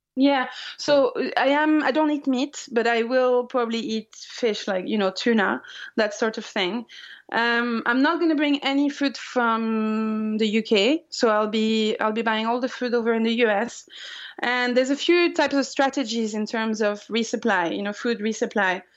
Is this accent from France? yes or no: yes; France; moved away; I'm from France